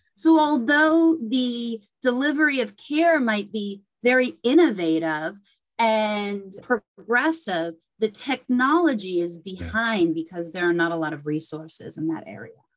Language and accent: English; Berkeley, California, United States; I grew up in Berkeley, California